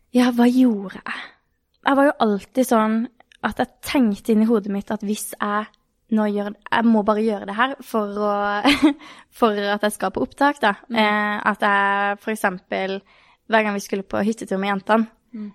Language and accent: Norwegian; Kristiansand, Agder, Norway; Jeg er jo fra Kristiansand, eller Birkelandet, Sørlandet